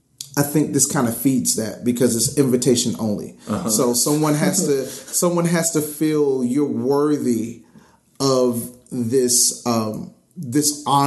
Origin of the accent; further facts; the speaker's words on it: Miami, Florida, United States; moved away as an adult; now in Atlanta, United States; I'm not from Atlanta. I'm from Miami originally.